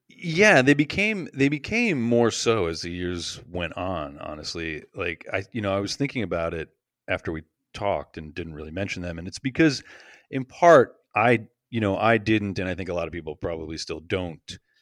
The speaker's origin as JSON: {"language": "English", "country": "United States", "said": "being American"}